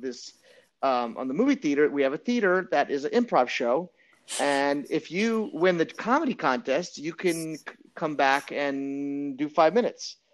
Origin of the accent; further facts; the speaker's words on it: New Orleans, Louisiana, United States; also born or lived in Montreal, Quebec / Los Angeles; now in New York, United States; I was born in Montreal, Quebec, and I grew up in New Orleans, Louisiana